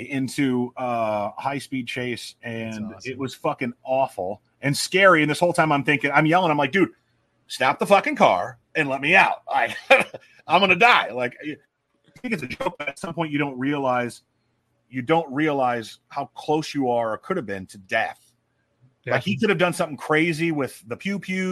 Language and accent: English; Omaha, Nebraska, United States; Omaha. Oh, no, it's my hometown